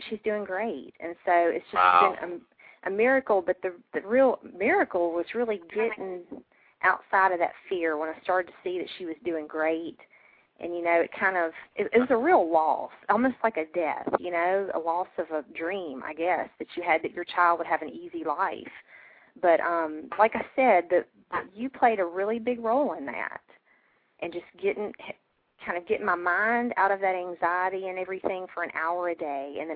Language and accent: English; Deep South, United States; I'm from the Deep South